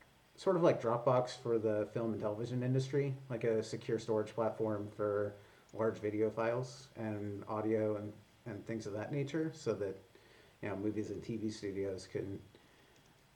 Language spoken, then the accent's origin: English; Cortland, Ohio, United States; moved away as an adult; also born or lived in Houston / San Francisco; I grew up in Cortland, which is where I live currently. From about the time I was 8 years old or so.